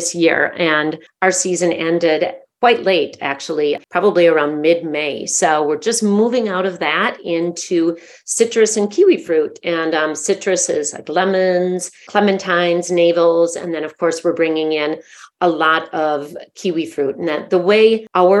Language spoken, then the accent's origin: English; United States; accent: gringa; my cute gringa accent